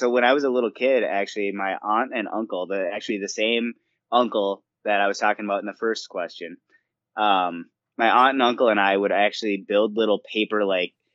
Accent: Stillwater, United States; moved away; after I moved away from Stillwater

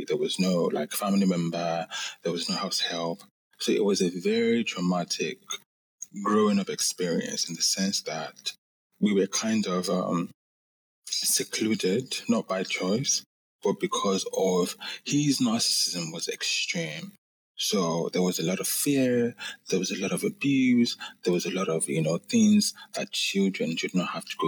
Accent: Lagos, Nigeria; I grew up in Lagos, Nigeria

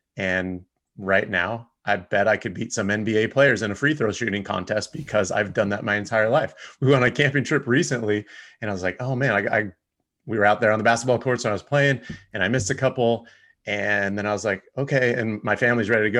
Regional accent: Rancho Cucamonga, California, United States; I grew up in Rancho Cucamonga area

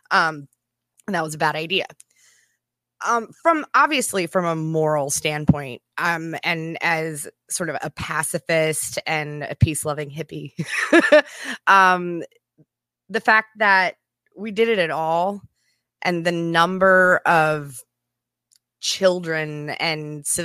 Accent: Japan; from growing up in Japan and I had sort of this weird double exposure because I was educated on a military base.

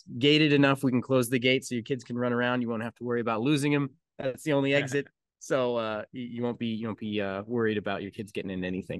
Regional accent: Colorado, United States; now in Kentucky, United States; I'm from Colorado where the weather is just all over the place, and I moved to Kentucky and I feel right at home because it's all over the place here too.

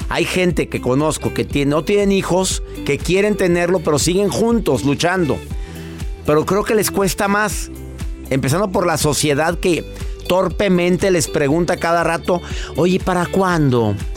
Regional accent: Mexico; en México, ¿eh? En mi país adorado

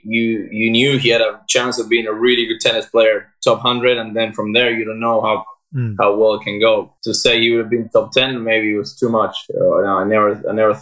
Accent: Argentina; moved away as an adult; also born or lived in United States; now in Barcelona, Spain; I'm from Argentina. I went to college a couple of years ago and then I kind of moved to Europe. So I left Argentina 10 years ago.

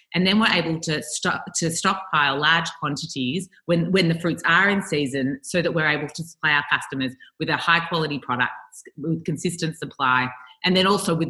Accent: Australia

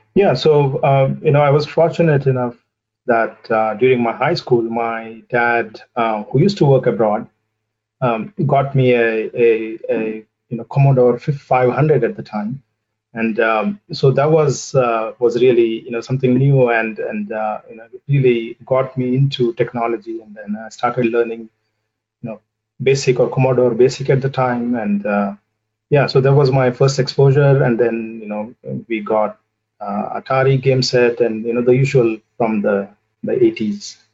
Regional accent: southern India, India; moved away as an adult; also born or lived in United States; now in Boston, United States; I uh, grew up in a in a small city in in southern India, and I did my uh, you know initial schooling and high school over there

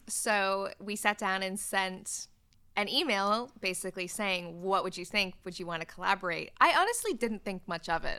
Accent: Canada; moved away as an adult; now in United Kingdom; I'm not from the U K. I'm Canadian. I was born in Canada, and I moved to the U K when I was nineteen

